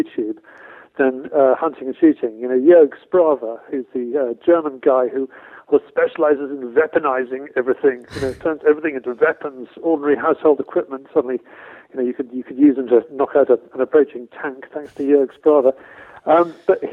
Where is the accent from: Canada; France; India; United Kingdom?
United Kingdom; Somerset, South West England; accent: strong English accent; I grew up in Somerset, which is, of course, you know, God's own county when it comes to field sports